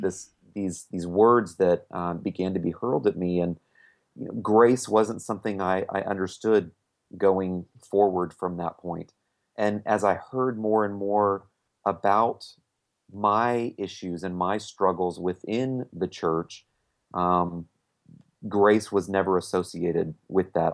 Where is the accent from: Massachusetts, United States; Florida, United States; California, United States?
Florida, United States; Winter Park; we live in my hometown, um, Winter Park, Florida